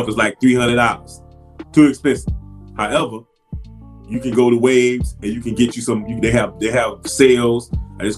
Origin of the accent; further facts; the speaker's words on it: Miami, Florida, United States; moved away as an adult; growing up in Miami